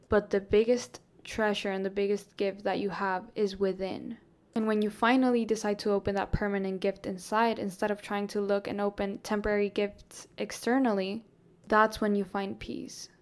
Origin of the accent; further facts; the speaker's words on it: Colombia; now in Florida, United States; I grew up in Colombia. I lived in Colombia, like, almost my whole life.